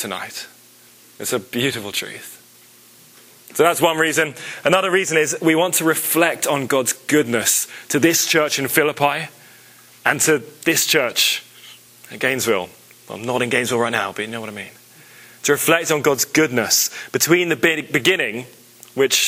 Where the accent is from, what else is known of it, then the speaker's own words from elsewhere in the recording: England, United Kingdom; moved away; I was raised in England